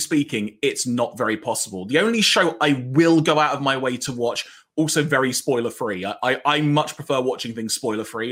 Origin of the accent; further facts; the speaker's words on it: London, United Kingdom; I grew up in North London